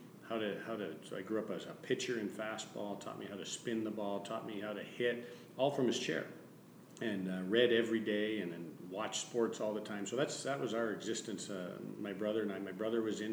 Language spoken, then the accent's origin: English; Arthur, Ontario, Canada; moved away; I'm so proud of my hometown. I grew up in a little wee place called Arthur, Ontario.